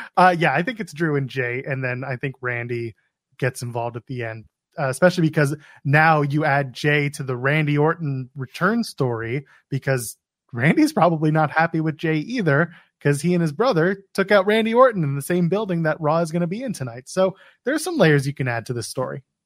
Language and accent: English; Canada; I, I'm Canadian